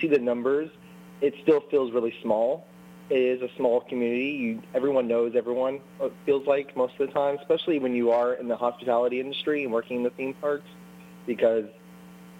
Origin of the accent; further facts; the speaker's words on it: Florida, United States; I'm from Florida